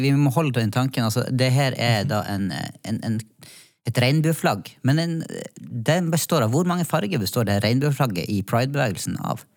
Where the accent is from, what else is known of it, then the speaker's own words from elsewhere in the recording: Northern Norway, Norway; now in Oslo, Norway; Det er godt å bo i Oslo, kjenner jeg. Ja. Jeg som har eh, kommet fra Nord-Norge.